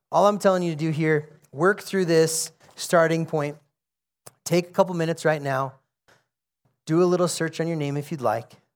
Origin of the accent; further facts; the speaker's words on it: United States; I'm an American